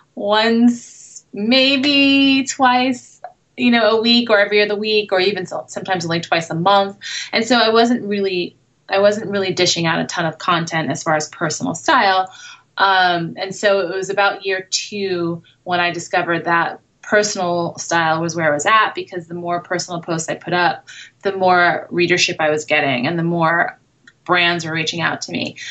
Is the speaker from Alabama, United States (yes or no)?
no; New York City, New York, United States; moved away as an adult; now in Los Angeles, United States; I grew up in the city. I grew up in Brooklyn and Manhattan